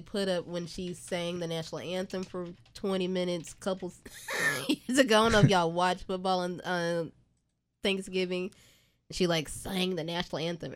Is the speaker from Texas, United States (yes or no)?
yes; Dallas, Texas, United States; moved away as an adult; also born or lived in Atlanta / New York; now in Houston, United States; I'm from Dallas